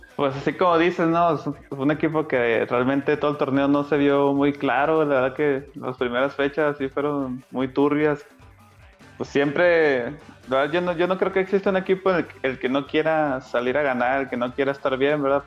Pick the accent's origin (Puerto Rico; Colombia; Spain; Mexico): Mexico; Comarca Lagunera; yo soy, soy lagunero, soy canterano de Santos